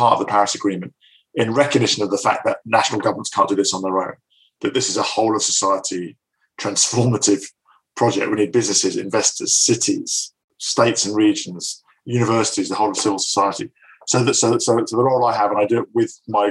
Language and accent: English; north of Scotland, United Kingdom; moved away; also born or lived in Glasgow; having been brought up in the north of Scotland